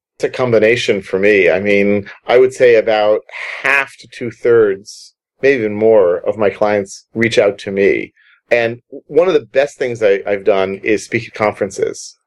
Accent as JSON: {"language": "English", "country": "United States", "moved": "yes", "said": "I'm American."}